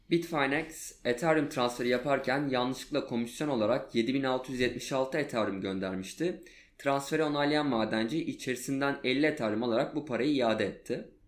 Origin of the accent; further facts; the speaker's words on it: Adana, Turkey; bir Adanalı olarak